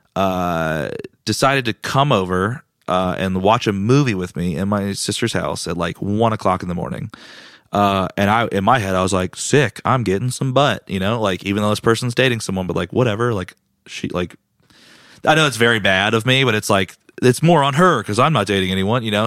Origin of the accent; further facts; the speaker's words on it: Raleigh, North Carolina, United States; also born or lived in Greenville, North Carolina; I was born and raised in Raleigh